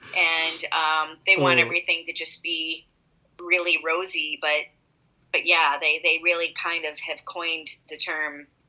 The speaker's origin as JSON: {"language": "English", "region": "Midwest", "country": "United States", "said": "I'm from the Midwest, which means I'm passive aggressive as fuck."}